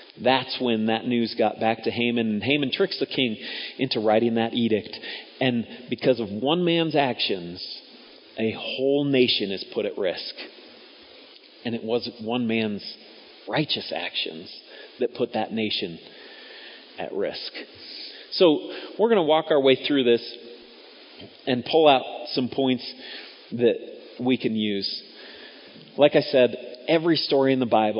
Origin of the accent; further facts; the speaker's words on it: United States; American Christians